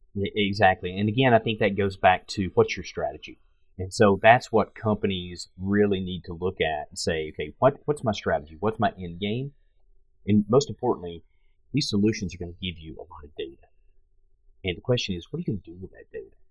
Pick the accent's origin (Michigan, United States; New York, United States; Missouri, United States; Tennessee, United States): Tennessee, United States; Pikeville; I'm originally from Tennessee, and I grew up in a little town called Pikeville, Tennessee, 2,000 people.